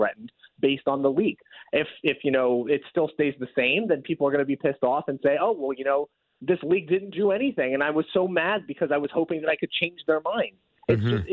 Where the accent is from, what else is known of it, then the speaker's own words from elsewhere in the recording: Oregon, United States; Oregon, my home state